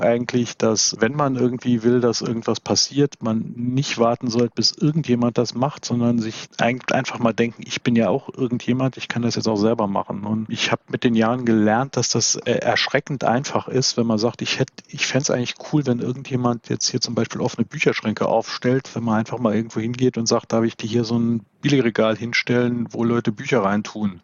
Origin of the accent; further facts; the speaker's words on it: Saarbrücken, Saarland, Germany; moved away; ich bin 1971 in Saarbrücken geboren und irgendwann auch wieder hier gelandet und sesshaft geworden